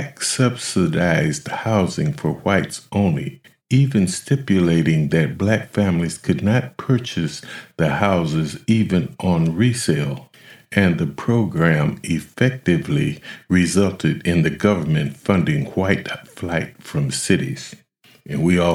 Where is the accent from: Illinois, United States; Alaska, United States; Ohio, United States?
Ohio, United States; Akron; in my hometown of Akron, there were projects on every side of town